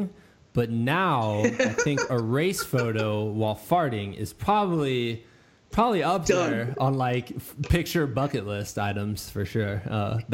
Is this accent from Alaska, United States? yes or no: no; Muscatine, Iowa, United States; moved away as an adult; also born or lived in Danville, Virginia; My hometown is Muscatine, Iowa, and it's on the Mississippi River